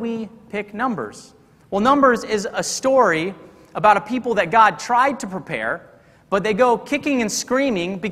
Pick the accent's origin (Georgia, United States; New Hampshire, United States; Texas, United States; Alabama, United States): Texas, United States; I'm from Texas, and we thought, you know, two good old Texas boys